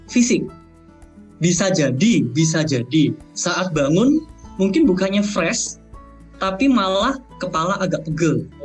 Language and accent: Indonesian; East Java, Indonesia; moved away as an adult; now in Netherlands; Saya saya aslinya dari Jawa Timur gitu ya, saya orang kampung gitu, pindah ke negara orang berhadapan dengan cuaca yang ekstrim, lingkungan baru, pandemi pula.